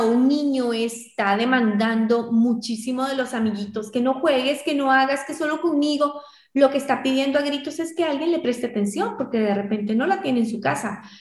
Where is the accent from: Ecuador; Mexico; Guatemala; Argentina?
Guatemala; en Guatemala, en mi país